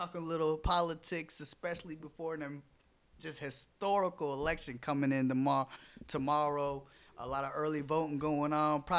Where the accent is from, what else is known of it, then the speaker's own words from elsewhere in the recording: Orlando, Florida, United States; My parents are from Africa, but I was born in Orlando, Florida, born and raised on Oak Ridge.